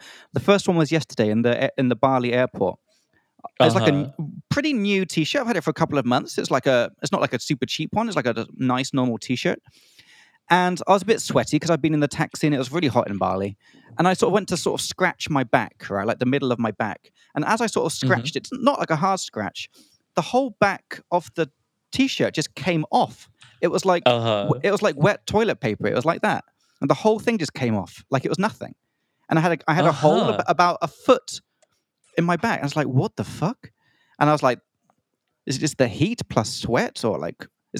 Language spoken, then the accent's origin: English; Czechia; I'm from Czech Republic. Central Europe is doable